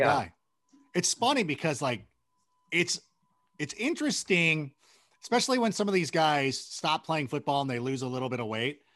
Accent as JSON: {"language": "English", "country": "United States"}